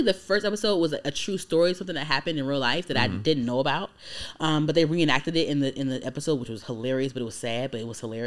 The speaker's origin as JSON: {"language": "English", "country": "United States", "said": "I'm American, but like I have Trinidadian roots"}